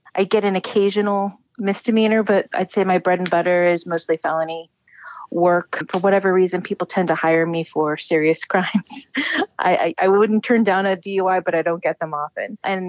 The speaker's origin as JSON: {"language": "English", "area": "Bay Area", "region": "California", "country": "United States", "tie": "born or raised there", "also_born_or_lived": "Colma, California / San Lorenzo, California", "said": "Originally, I'm from the Bay Area, so I'm from here. I grew up originally down on the peninsula. When I was young, I was living in Colma, California."}